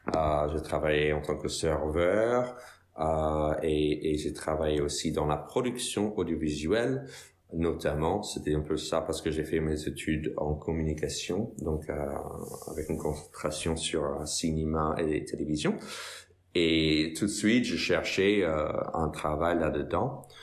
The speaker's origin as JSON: {"language": "French", "area": "Westchester County", "region": "New York", "country": "United States", "second_language": "French", "moved": "as an adult", "lives_now": "France", "said": "Je viens des États-Unis, je viens de New York, dans la banlieue nord, un comté qui s'appelle le Westchester"}